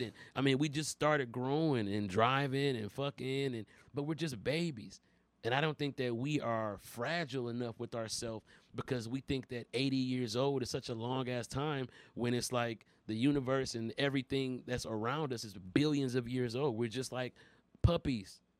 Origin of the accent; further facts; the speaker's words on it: Detroit, Michigan, United States; also born or lived in Los Angeles; I'm from Detroit